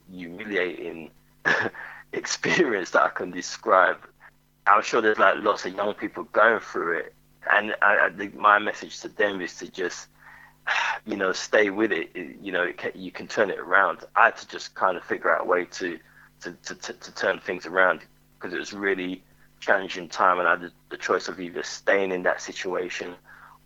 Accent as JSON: {"language": "English", "region": "London", "country": "United Kingdom", "tie": "born or raised there", "said": "I grew up in Hackney in East London"}